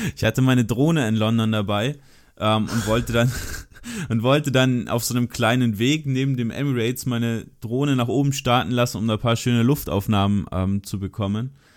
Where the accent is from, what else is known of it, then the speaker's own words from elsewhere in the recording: Germany; ich bin aus Deutschland